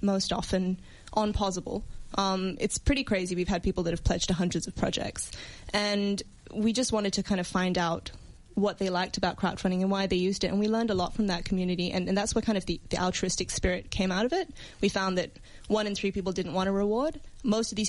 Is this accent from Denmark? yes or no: no; Singapore; now in Australia; I come from Singapore